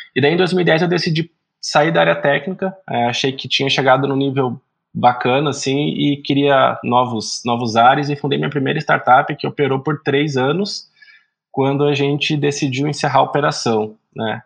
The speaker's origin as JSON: {"language": "Portuguese", "town": "Araraquara", "region": "São Paulo", "country": "Brazil", "also_born_or_lived": "Paraná", "said": "sou do interior de São Paulo, da senhora Araraquara"}